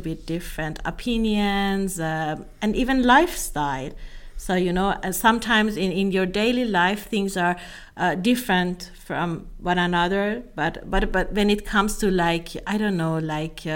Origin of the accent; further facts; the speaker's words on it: Iran; moved away as an adult; also born or lived in Italy; now in Europe; I lived in Iran as a minority. So although it was my my home country, I was a minority there.